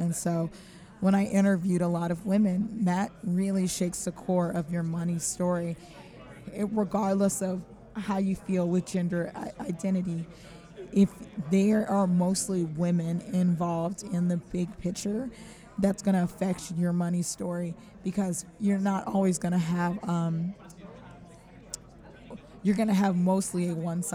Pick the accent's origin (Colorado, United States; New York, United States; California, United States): California, United States; now in Philadelphia, United States; I'm from California originally